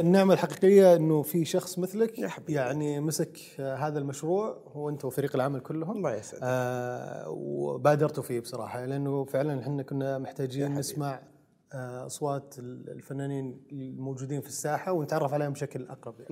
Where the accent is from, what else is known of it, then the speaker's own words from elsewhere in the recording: Saudi Arabia; عندنا في السعوديه